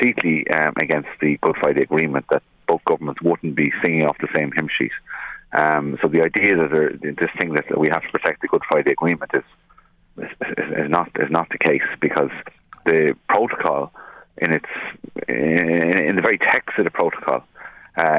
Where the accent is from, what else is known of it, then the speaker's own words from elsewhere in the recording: Ireland; as an Irish person